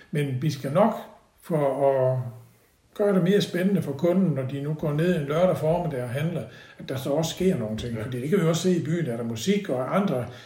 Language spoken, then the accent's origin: Danish; Odense, Southern Denmark, Denmark; now in Haderslev, Denmark; vi kommer fra Odense, som jo både kulturmæssigt og sport og alt sådan noget, var jo, der er en stor by, ikke?